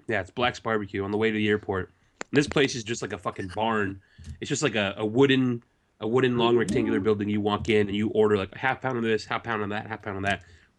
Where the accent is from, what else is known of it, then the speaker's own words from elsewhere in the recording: United Kingdom; I'm British. I didn't know any better.